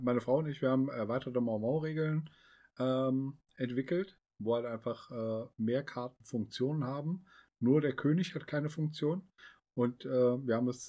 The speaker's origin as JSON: {"language": "German", "region": "Northern Hesse", "country": "Germany", "said": "wir kommen doch aus Nordhessen."}